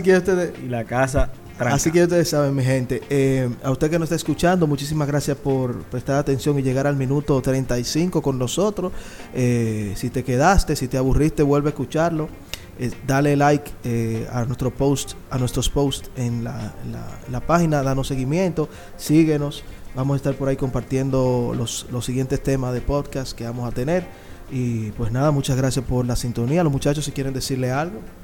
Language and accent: Spanish; Santo Domingo Este, Distrito Nacional, Dominican Republic; Yo vengo de Lomina